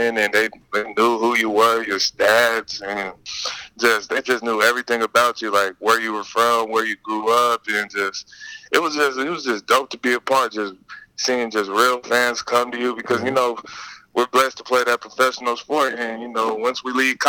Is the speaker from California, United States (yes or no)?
yes; Pomona, California, United States; I'm from Pomona